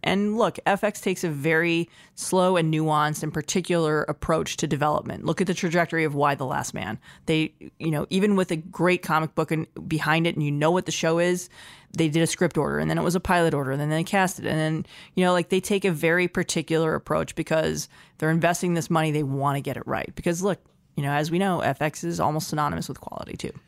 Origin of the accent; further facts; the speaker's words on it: Los Angeles, California, United States; my hometown